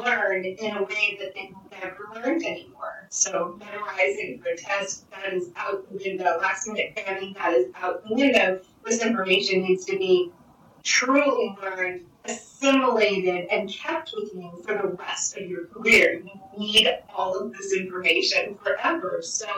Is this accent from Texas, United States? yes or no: no; New Mexico, United States; now in Florida, United States; I grew up in New Mexico